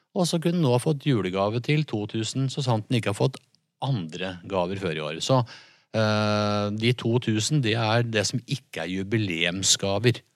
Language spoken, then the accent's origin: Norwegian; Jevnaker, Innlandet, Norway; vi er fra Jevnaker